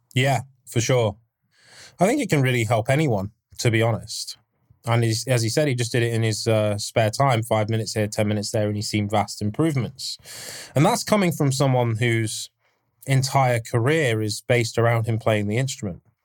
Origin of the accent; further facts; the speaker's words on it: England, United Kingdom; I'm English